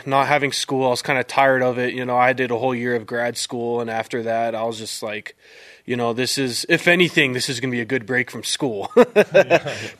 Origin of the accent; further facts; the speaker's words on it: Utah Valley, United States; growing up in Utah Valley, whether you like it or not, you grow up watching BYU football